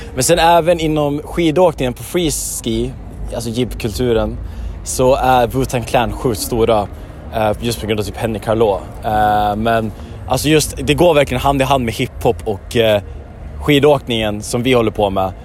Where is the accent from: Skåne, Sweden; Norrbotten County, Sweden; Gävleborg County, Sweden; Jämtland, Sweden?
Gävleborg County, Sweden; Järvsö; now in Stockholm, Sweden; Jag skulle vilja säga Järvsö, men jag är bosatt i Stockholm. Jag kommer från Järvsö.